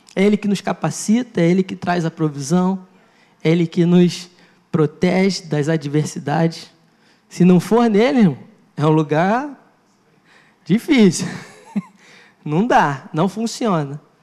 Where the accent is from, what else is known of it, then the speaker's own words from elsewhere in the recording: Maricá, Rio de Janeiro, Brazil; eu estou em Maricá